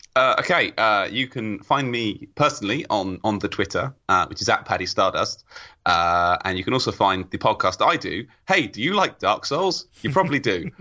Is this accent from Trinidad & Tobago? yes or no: no; England, United Kingdom; I'm from England